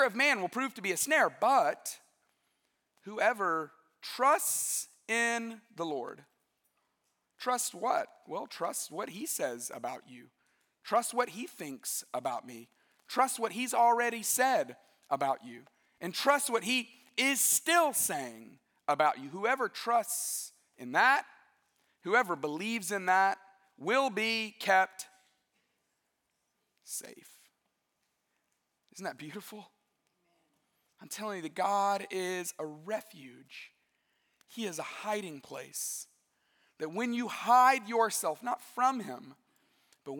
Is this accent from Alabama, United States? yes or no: yes; West Alabama, United States; I grew up in West Alabama